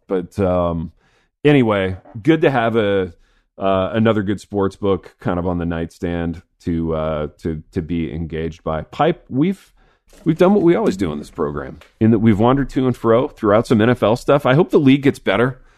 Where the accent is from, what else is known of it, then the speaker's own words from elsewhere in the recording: Indiana, United States; growing up in Indiana